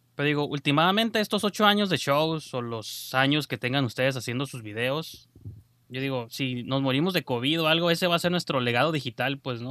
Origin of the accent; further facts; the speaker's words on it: Mexico; nosotros como mexicanos